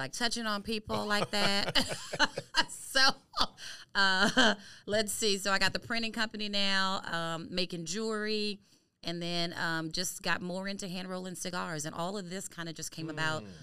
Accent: San Diego, California, United States; also born or lived in Monroe, Louisiana; now in Houston, United States; I'm originally from San Diego, California.

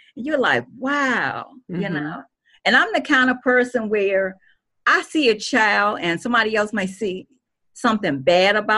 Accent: Washington, District of Columbia, United States; my elementary school, which was a Catholic school in D.C., St. Benedict

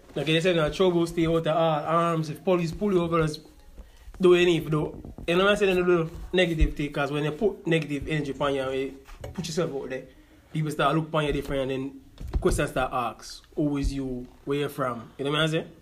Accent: Jamaica; now in United States; we are Jamaican

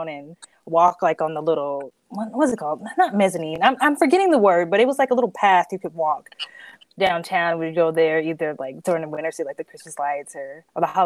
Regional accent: Hot Springs, Arkansas, United States; moved away as an adult; now in Columbus, Ohio, United States; I'm from Arkansas, from the South. And so I'm originally from Hot Springs, Arkansas

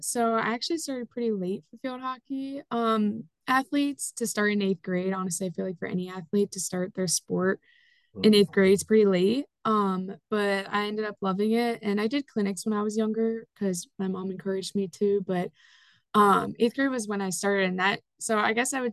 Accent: Lancaster, Pennsylvania, United States; I am from Lancaster, Pennsylvania

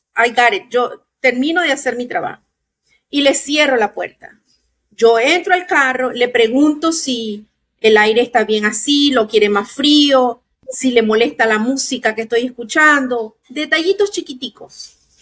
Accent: Nicaragua; also born or lived in Maryland / Chicago; now in Florida, United States; soy de Nicaragua, tengo casi 35 años viviendo en Estados Unidos

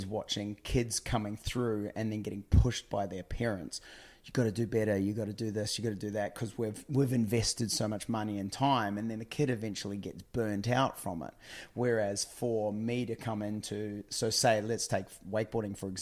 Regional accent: just north of Auckland, New Zealand; moved away as an adult; also born or lived in Orlando, United States / California, United States; now in Australia; I grew up in New Zealand, just north of Auckland

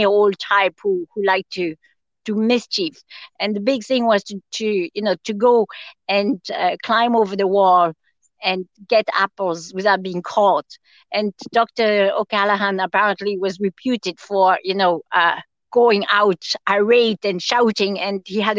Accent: France; also born or lived in Austria; now in Tipperary, Ireland; I grew up in France and would have gone to Austria a good bit as a kid as well, because I'd have family there.

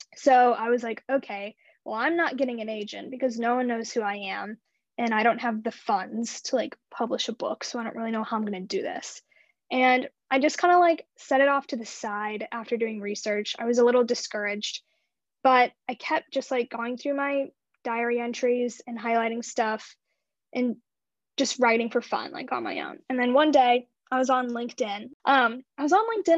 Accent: Imperial, Missouri, United States; also born or lived in St. Louis, Missouri; I grew up in a super small town outside of St. Louis. It's called Imperial, Missouri

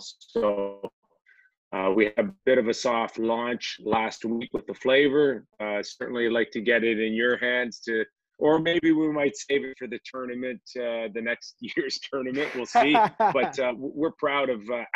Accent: Toronto, Ontario, Canada; growing up in Toronto. My parents both immigrated from Greece

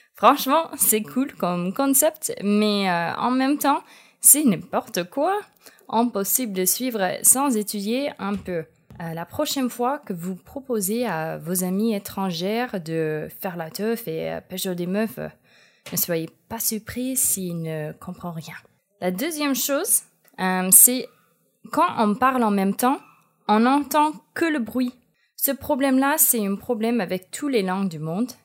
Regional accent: United States; accent: American; French is a second language; moved away; Peut-être vous avez remarqué que mon accent est américain. Eh oui, c'est vrai, je suis 100% américaine

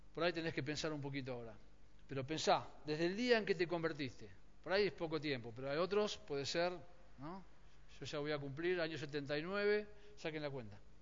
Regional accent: Argentina; Nosotros somos, Argentina es un país eh, profundamente católico en su mayoría

